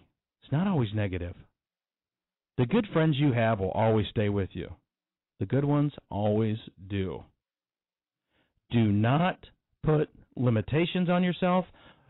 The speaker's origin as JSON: {"language": "English", "town": "Denver", "region": "Colorado", "country": "United States", "tie": "born or raised there", "moved": "yes", "lives_now": "Alabama, United States", "said": "So I grew up in Denver. So let's fast forward again. Now, I live in Alabama."}